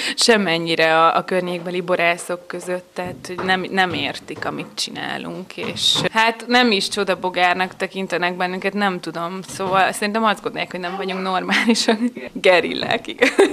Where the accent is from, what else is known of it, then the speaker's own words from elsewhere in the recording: Nemesnádudvar, Bács-Kiskun, Hungary; Én is eh, a környékből származom, a szomszéd településről, Nemesnád udvaron születtem.